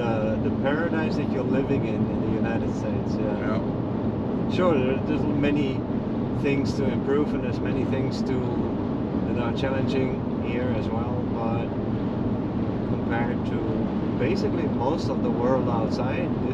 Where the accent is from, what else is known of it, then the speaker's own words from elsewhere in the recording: Netherlands; also born or lived in Mexico / Haiti; now in Florida, United States; originally I'm from the Netherlands